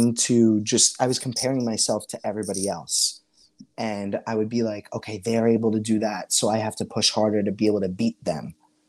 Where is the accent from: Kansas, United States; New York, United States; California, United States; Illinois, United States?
New York, United States; New York City; accent: Staten Island